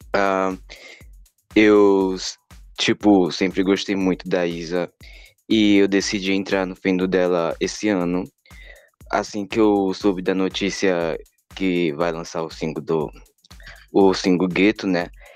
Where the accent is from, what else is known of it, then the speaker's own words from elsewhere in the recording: Teresina, Piauí, Brazil; Eu sou de Teresina, Piauí